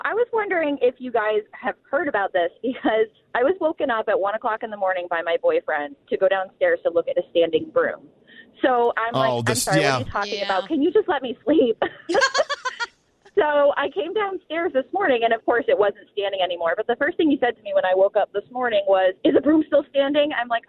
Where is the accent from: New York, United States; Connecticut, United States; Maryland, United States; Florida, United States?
Connecticut, United States; now in Charleston, United States; I'm originally from Connecticut and I moved to Charleston, South Carolina.